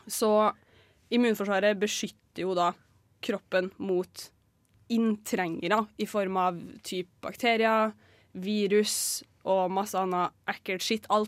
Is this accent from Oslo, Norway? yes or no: no; Trondheim, Trøndelag, Norway; Jeg er 23 år, jeg er fra Trondheim.